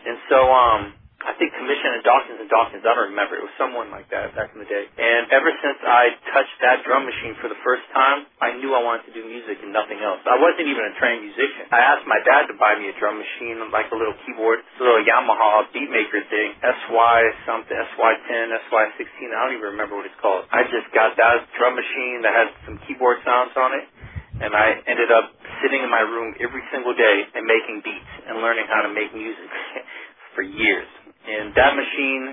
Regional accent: Peoria, Illinois, United States; I'm originally from Peoria, Illinois.

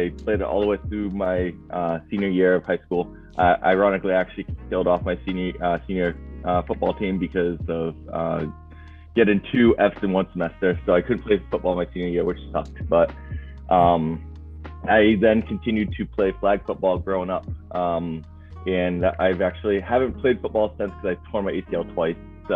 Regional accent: Rochester, New Hampshire, United States; I'm from Rochester, New Hampshire

